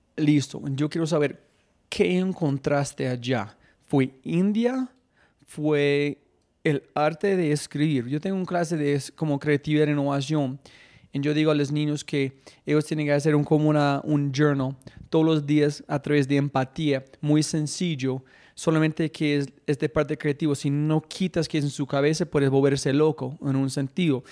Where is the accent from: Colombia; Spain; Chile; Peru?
Colombia; soy un hijo de puta colombiano